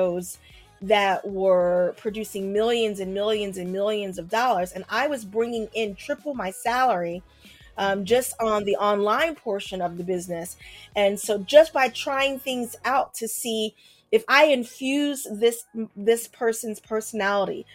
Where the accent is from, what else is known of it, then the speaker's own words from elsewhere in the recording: Philadelphia, Pennsylvania, United States; now in New York, United States; I'm from Philadelphia, but I live in New York now